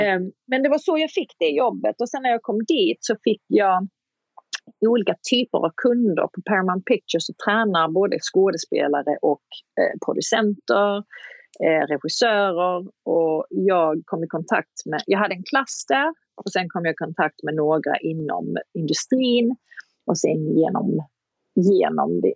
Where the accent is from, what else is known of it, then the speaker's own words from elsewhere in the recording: Kristianstad, Skåne, Sweden; moved away as an adult; also born or lived in Hollywood; jag kom ju direkt från Kristianstad och Kristianstad är en ganska liten stad